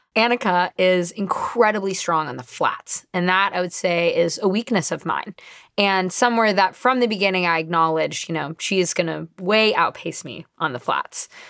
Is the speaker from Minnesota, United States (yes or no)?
no; Marin County, California, United States; I grew up in Marin County, California, at the base of Mount Tamal Pius